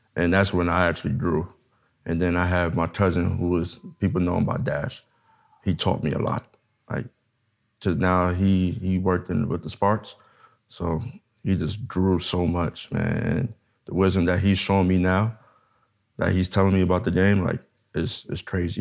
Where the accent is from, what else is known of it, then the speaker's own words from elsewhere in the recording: New York, United States; now in Los Angeles, United States; I'm originally from New York